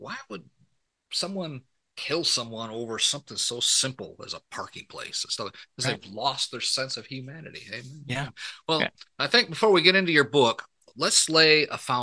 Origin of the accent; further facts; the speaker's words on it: Port Huron, Michigan, United States; accent: a little southern accent; moved away; also born or lived in Texas; I was born and raised up in Michigan, right in Port Huron